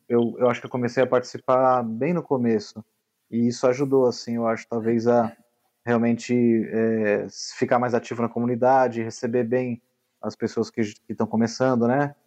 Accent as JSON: {"language": "Portuguese", "region": "São Paulo", "country": "Brazil", "said": "sou de São Paulo"}